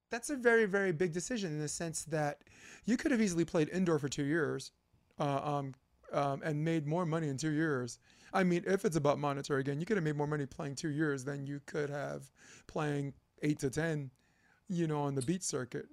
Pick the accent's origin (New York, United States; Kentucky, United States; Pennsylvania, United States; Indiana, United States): New York, United States; New York City; I grew up Flatbush Avenue, Brooklyn